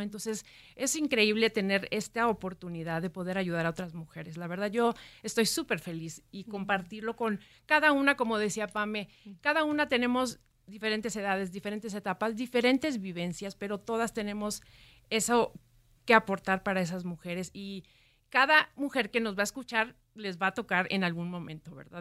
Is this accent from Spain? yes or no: no; Ciudad Victoria, Tamaulipas, Mexico; moved away as an adult; now in Mexico City, Mexico; yo soy de Ciudad Victoria